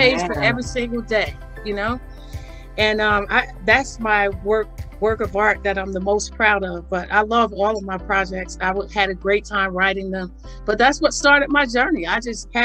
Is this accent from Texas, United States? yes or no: no; Northern New Jersey, United States; I was born and raised in New Jersey, in Northern New Jersey